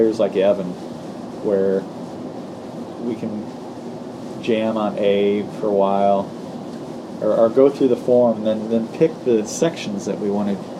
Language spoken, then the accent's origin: English; St. Louis, Missouri, United States; now in New Orleans, United States; I'm from St. Louis.